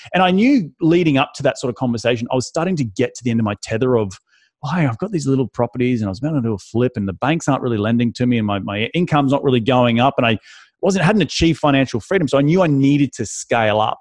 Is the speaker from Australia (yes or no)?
yes; Australia; moved away as an adult; also born or lived in London, United Kingdom; now in United States; I'm from Australia.